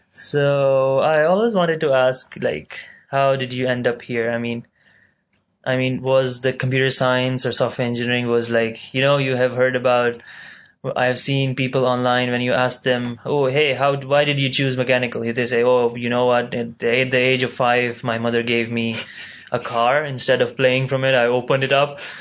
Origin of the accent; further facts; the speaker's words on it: Pakistan; now in Malaysia; I'm from Pakistan